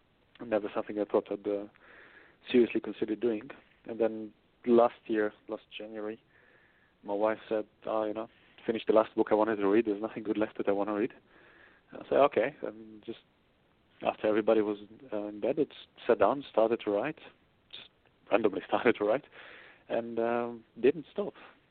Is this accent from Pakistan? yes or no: no; Israel; now in Australia; So I grew up in Israel. Had British teachers, American TV, and a South African boss. So now I live in Australia. So my accent is a bit all over the place.